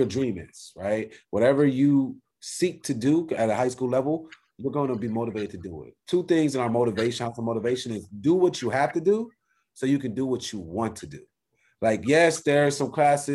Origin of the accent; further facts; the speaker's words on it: Compton, California, United States; I'm from Compton